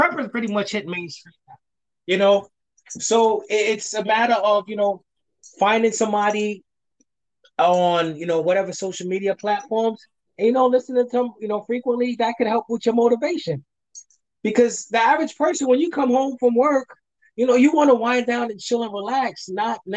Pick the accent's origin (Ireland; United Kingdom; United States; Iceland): United States; New York City, New York; moved away; I'm originally from New York, from Brooklyn